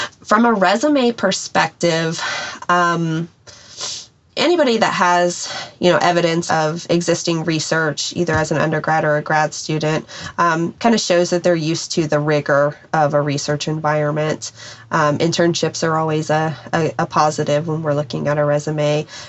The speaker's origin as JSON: {"language": "English", "town": "Wichita", "region": "Kansas", "country": "United States", "tie": "born there", "said": "So I was born in Wichita, which has lots of ties to aviation, Boeing, Beach."}